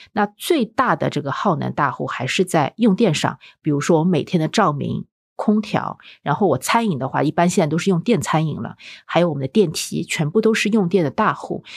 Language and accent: Chinese; Shanghai, China; 我们上海小时候